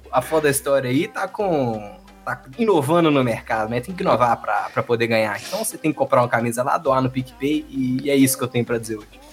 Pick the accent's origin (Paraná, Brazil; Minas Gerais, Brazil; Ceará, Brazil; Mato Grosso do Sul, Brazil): Minas Gerais, Brazil; Juiz de Fora; Eu sou Juiz de Fora